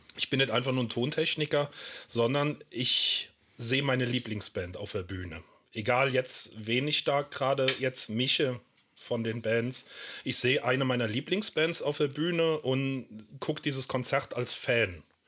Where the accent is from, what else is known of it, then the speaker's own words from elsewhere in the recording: Germany; Ich komme hier aus der Eifel, aus so einem kleinen 600-Seelendorf